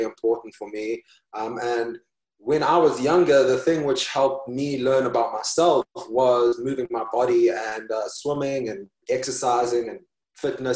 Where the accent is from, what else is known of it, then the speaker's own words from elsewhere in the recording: South Africa; moved away as an adult; also born or lived in China; now in New York City, United States; I grew up in South Africa, and then I moved to New York.